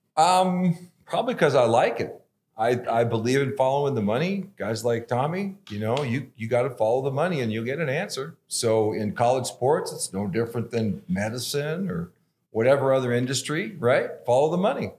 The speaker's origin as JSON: {"language": "English", "town": "Los Angeles", "region": "California", "country": "United States", "tie": "born or raised there", "moved": "as an adult", "lives_now": "Boise, United States", "said": "I was, uh, born and raised in Los Angeles and different parts of it"}